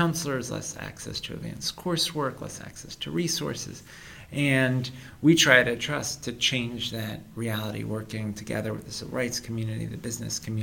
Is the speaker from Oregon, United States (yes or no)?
no; New York City, New York, United States; I grew up in Brooklyn going to New York City public schools.